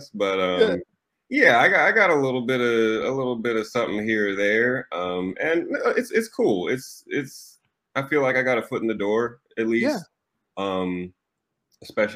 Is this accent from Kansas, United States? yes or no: yes; Lawrence, Kansas, United States; I was born in Lawrence, Kansas, KU, both my parents went to KU. And they had a reggae band when I was growing up